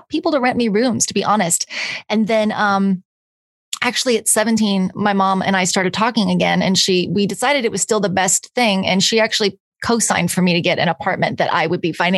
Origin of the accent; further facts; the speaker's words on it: Los Angeles, California, United States; moved away as an adult; also born or lived in Nashville, Tennessee; I'm from California originally. I moved to Nashville for 5 years, and I just got back a couple months ago. So it's just like coming home. So I was born here. I was actually born in North Hollywood